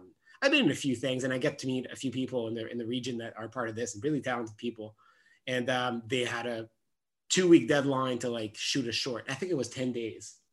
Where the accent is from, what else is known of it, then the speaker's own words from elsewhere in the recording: Gatineau, Quebec, Canada; first language French; English is a second language; I'm born and raised in Gatineau on the other Quebec side of the Ottawa Gatineau region.